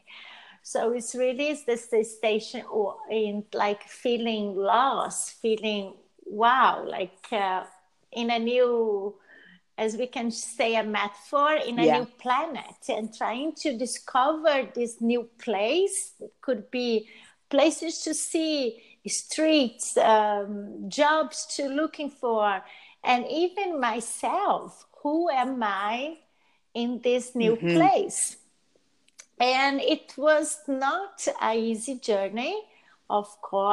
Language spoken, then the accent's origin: English; Brazil; moved away as an adult; also born or lived in Italy; I'm originally from Brazil and my family is from Brazil